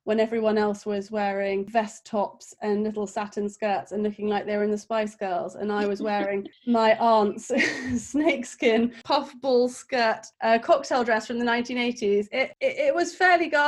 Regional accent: Kent, South East England, United Kingdom; moved away as an adult; now in London, United Kingdom; So I'm from Kent, which is like a countryside outside of London. I now have lived in London for about 10 years

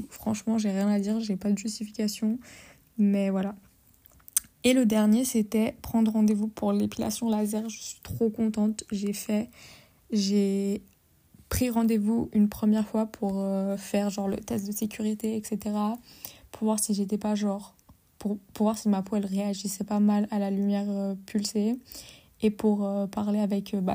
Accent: Portugal; moi, je suis portugaise, avec tous les clichés qui vont avec.

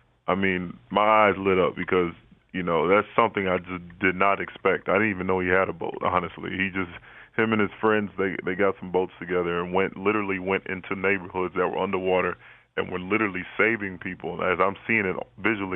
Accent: Houston, Texas, United States; Being born and raised in Houston, Texas

